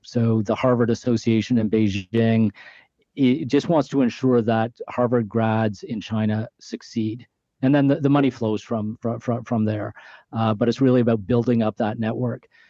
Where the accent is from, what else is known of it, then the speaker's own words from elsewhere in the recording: Canada; being Canadian